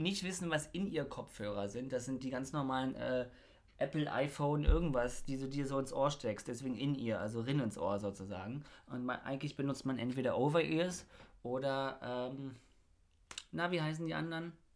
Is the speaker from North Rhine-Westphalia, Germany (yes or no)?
no; Bernau bei Berlin, Brandenburg, Germany; ich komme ja aus Bernau